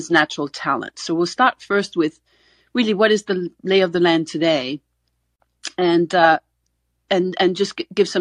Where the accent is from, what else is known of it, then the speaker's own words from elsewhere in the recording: Denmark; I'm from Denmark